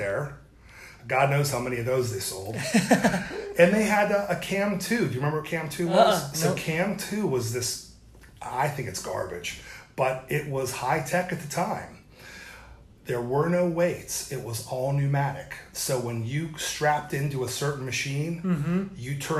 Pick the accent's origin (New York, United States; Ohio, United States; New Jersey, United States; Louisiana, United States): Ohio, United States; St. Clairsville; now in James Island, United States; a small place called St. Clairsville, Ohio